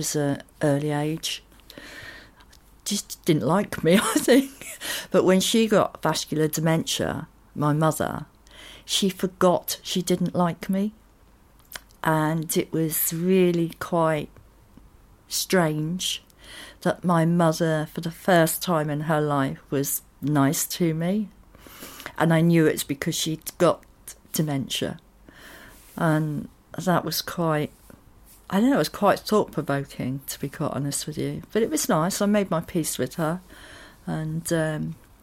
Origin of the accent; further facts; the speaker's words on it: Totton, South East England, United Kingdom; I grew up in Totten, near the New Forest